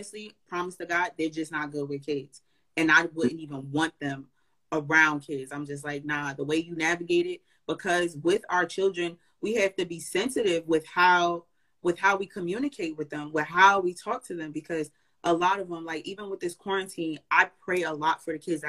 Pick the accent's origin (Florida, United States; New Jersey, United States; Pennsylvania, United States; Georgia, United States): New Jersey, United States; I'm from Jersey too